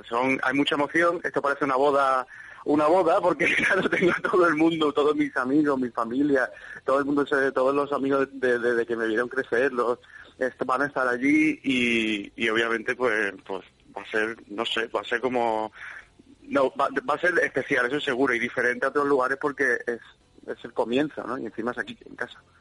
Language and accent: Spanish; Málaga, Andalusia, Spain; es mi tierra, es mi gente, es la gente que me ha visto crecer